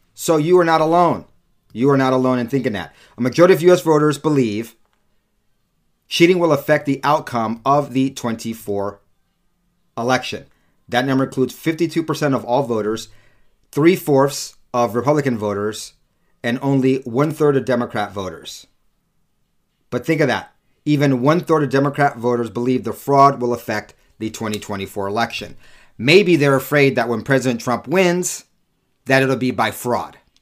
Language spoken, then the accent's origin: English; California, United States; also born or lived in New York; now in Utah, United States; California is my home state. New York's my birth state